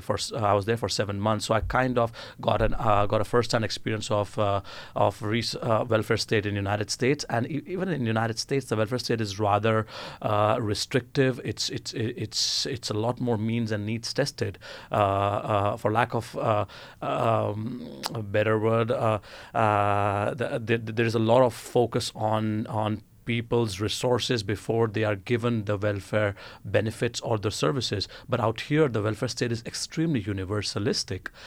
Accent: Ahmedabad, Gujarat, India; moved away as an adult; now in Oslo, Norway; I was born and brought up in India. Uh, I, I, come from this uh, city called as Ahmedabad, which is in the western province of Gujarat

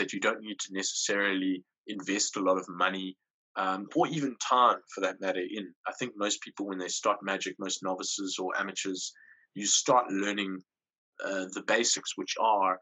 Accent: Port Elizabeth, Eastern Cape, South Africa; I'm from South Africa. I'm from a place in South Africa called Port Elizabeth. It's like a big town, small city type of situation.

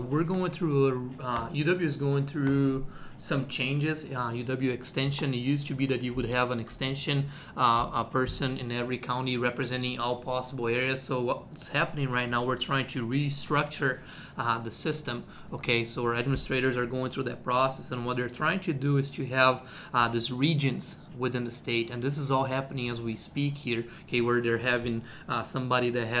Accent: Brazil; moved away as an adult; also born or lived in Nebraska; now in Madison, United States; I am originally from Brazil, so I came from Brazil

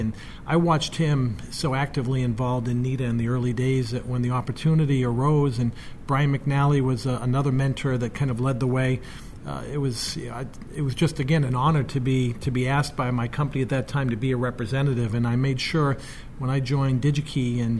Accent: Boston, Massachusetts, United States; Yeah, I grew up in Boston, and if I've lost a little bit of that accent, it's because it was kind of muted.

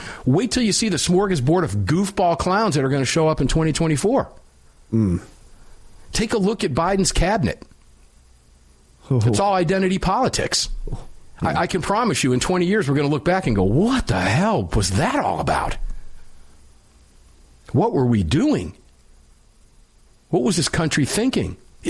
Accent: Florida, United States; Obviously, I came here from Florida, and I consider Florida to be my home.

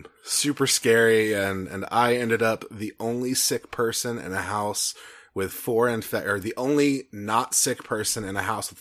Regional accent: Texas, United States; I'm from Texas.

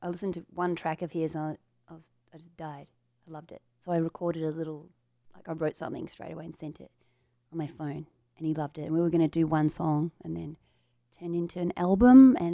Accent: Melbourne, Victoria, Australia; also born or lived in Ballarat, Australia; From Melbourne, Australia. Originally from a town or a small city called Ballarat. It's like an old colonial kind of city. And but I grew up in Melbourne.

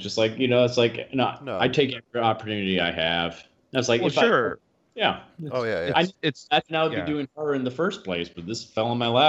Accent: Huntsville, Alabama, United States; my hometown in Huntsville, Alabama

